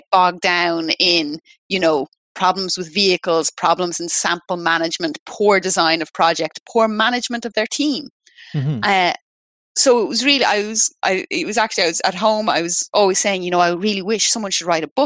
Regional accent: Dublin, Leinster, Ireland; I grew up in Dublin

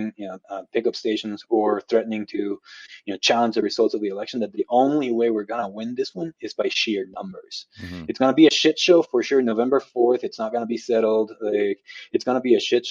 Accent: Guatemala; now in United States; I'm originally from Guatemala. I became a U.S. citizen in 2018

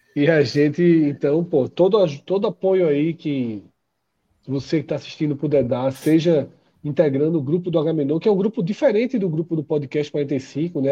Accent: Olinda, Pernambuco, Brazil; Eu, quando era criança, anos 80, em Casa Caiada, ali, Casa Caiada com Jardim Atlântico

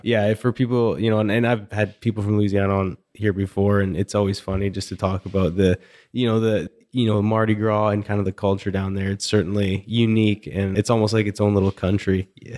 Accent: Canada; moved away; Growing up in Canada

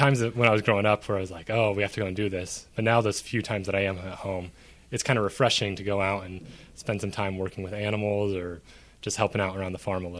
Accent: Hanover, Kansas, United States; Hanover, Kansas, a small town of 600 north of Manhattan by like an hour. It's like 10 miles from the Nebraska border.

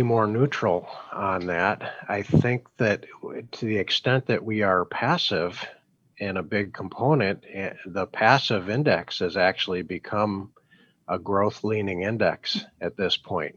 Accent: Chicago, Illinois, United States; also born or lived in Milwaukee; I was from from Chicago at the time

